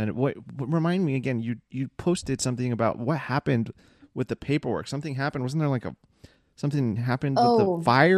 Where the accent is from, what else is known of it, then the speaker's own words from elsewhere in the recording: United States; Yes, I'm American as fuck, you know, whitewashed in quotation marks.